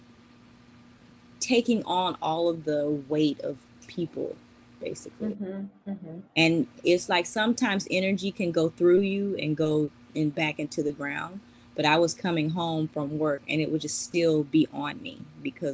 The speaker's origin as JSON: {"language": "English", "town": "Athens", "region": "Georgia", "country": "United States", "also_born_or_lived": "Atlanta, Georgia", "said": "I'm originally from Athens, Georgia, and then by way Atlanta, Georgia"}